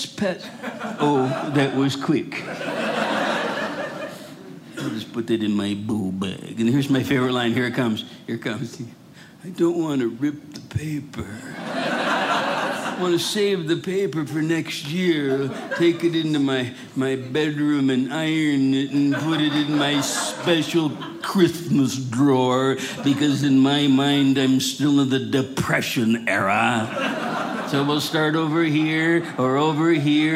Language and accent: English; Rochester, Minnesota, United States; I grew up in Rochester, Minnesota